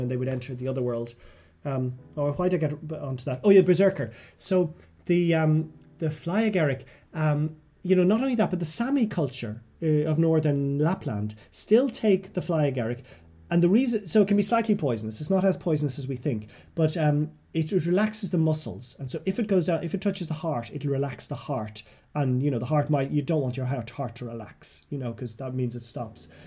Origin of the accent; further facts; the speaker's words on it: Ireland; also born or lived in Westmeath; I came back to Ireland